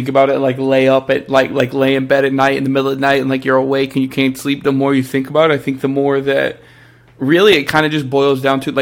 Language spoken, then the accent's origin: English; United States; we're all American